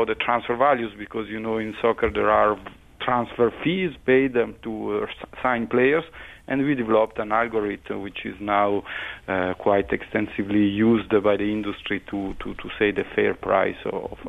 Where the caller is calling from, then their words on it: Neuchâtel, Switzerland; Yeah, I'm in Switzerland, in the French-speaking part of Switzerland, in Neuchâtel.